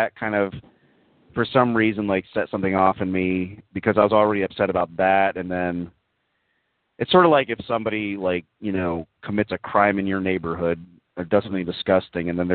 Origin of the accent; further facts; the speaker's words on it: Texas, United States; I grew up in Texas. I like Texas